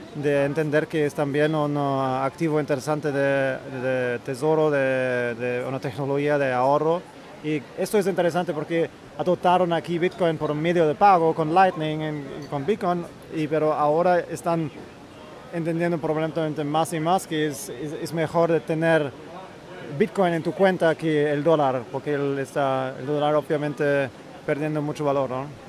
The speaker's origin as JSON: {"language": "Spanish", "country": "Germany", "second_language": "Spanish", "moved": "yes", "lives_now": "El Salvador", "said": "Como soy alemán"}